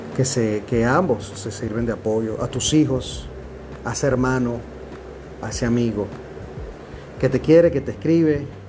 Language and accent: Spanish; Venezuela; now in Dominican Republic; Me encuentro en la República Dominicana, soy un venezolano aquí hace un tiempo ya